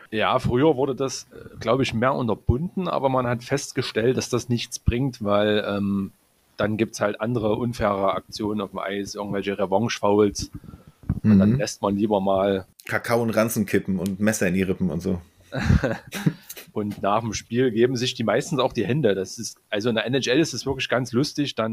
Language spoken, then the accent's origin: German; Borna, Saxony, Germany; now in Grimma, Germany; geboren bin ich ähm, 1989 in Borna. Das äh, liegt 30 Kilometer südlich von Leipzig. Also ich bin ein echter Sachse.